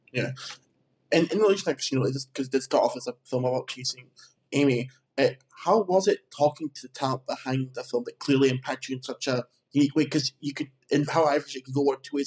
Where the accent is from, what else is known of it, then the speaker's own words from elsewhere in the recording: Edinburgh, Scotland, United Kingdom; I'm originally uh, I'm from Edinburgh, so I'm up from Scotland.